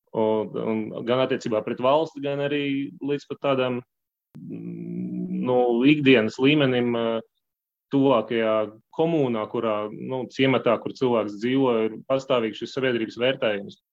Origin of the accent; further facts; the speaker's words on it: Valmiera, Vidzeme, Latvia; moved away as an adult; also born or lived in Spain / France / Russia; now in Belgium; Es esmu dzimis Valmierā. Nu jā, arī liela daļa laika pavadījis Valmierā.